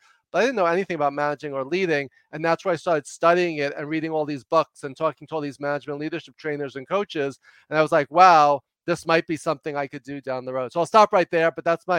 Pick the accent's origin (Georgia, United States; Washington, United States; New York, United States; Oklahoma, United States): New York, United States; now in Los Angeles, United States; I talk fast and loud because I'm from New York, but I'm an extreme introvert.